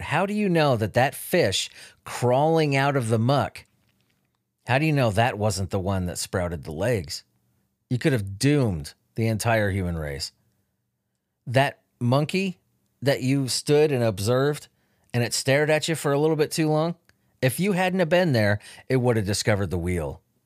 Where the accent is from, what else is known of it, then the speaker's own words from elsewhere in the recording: Chula Vista, California, United States; Chula Vista, where I grew up